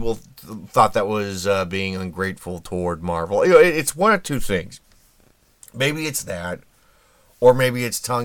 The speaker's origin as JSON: {"language": "English", "town": "Indianapolis", "region": "Indiana", "country": "United States", "tie": "born or raised there", "said": "my hometown of Indy"}